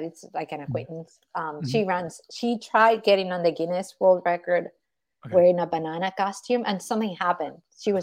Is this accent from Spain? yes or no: yes; Spain; I'm from Spain, so obviously very Catholic country